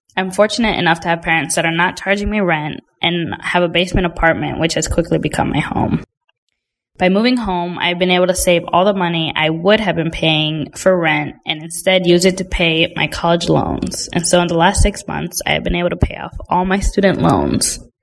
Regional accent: Indiana, United States; also born or lived in Virginia; I grew up in Indiana my entire life

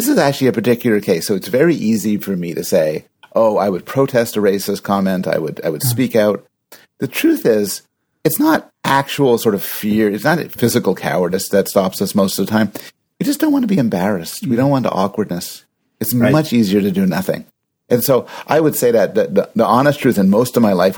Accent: Canada; I'm Canadian

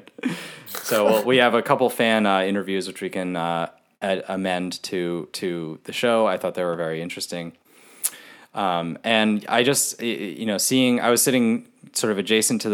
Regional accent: United States; as an American sports fan

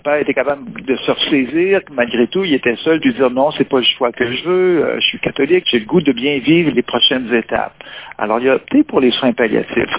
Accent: Quebec, Canada; Ici, chez nous au Québec

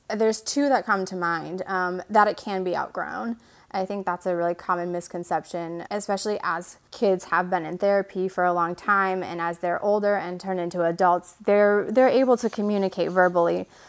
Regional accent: Michigan, United States; moved away as an adult; now in North Carolina, United States; I'm originally from Michigan, um, born and raised

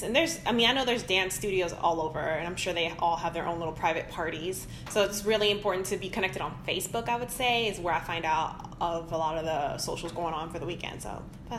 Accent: Houston, Texas, United States; I'm from Houston, but my mom's from Puerto Rico, and I was raised in that culture

